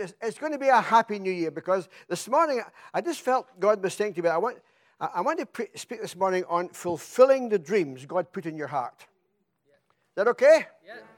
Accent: Scotland, United Kingdom; now in England; I come from Scotland

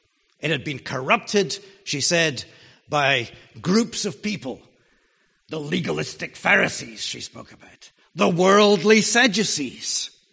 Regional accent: Jerusalem, Jerusalem District, Israel; Now, once I was old enough to realize that I came from Jerusalem, I was pretty proud about that.

